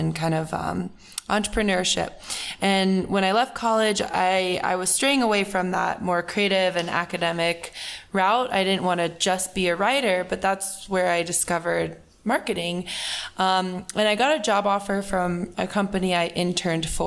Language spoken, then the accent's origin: English; Colorado, United States; moved away as an adult; also born or lived in California; I grew up in Colorado, but went to school in California and have been living there for the past 6 years now.